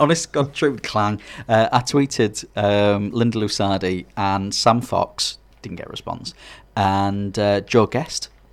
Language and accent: English; Hartlepool, North East England, United Kingdom; also born or lived in Scarborough; now in Middlesbrough, United Kingdom; I'm actually from Harley Pool.